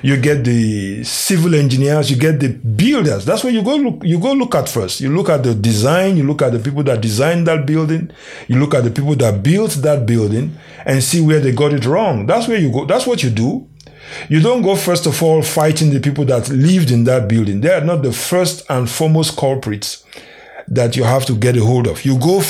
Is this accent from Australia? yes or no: no; Nigeria; moved away; my home country, Nigeria.